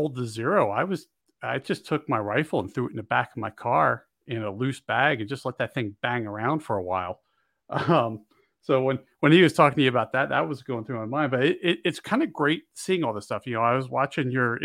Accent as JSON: {"language": "English", "region": "Pennsylvania", "country": "United States", "tie": "born or raised there", "moved": "yes", "lives_now": "Montana, United States", "said": "I grew up in Pennsylvania"}